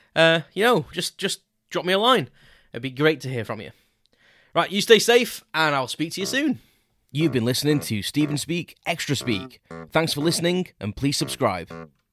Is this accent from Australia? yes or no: no; Crewe, North West England, United Kingdom; so I grew up in a town called Crewe in South Cheshire